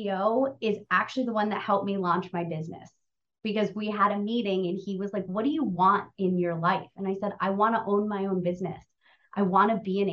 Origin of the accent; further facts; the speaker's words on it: New England, United States; moved away as an adult; also born or lived in Boston / Los Angeles; I grew up in New England, was in school in Boston. I left home 2 months after I graduated college. I drove across country to Los Angeles